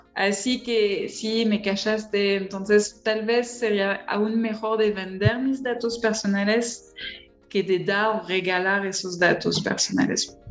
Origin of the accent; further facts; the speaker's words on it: France; accent: strong French; Spanish is a second language; soy francesa